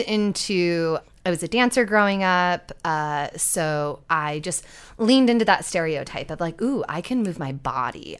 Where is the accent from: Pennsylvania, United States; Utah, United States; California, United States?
Utah, United States; we grew up in Utah where there is literally no sex education